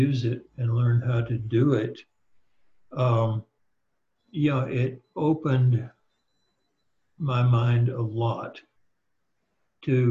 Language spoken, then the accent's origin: English; Deep South, United States; I was raised in the Deep South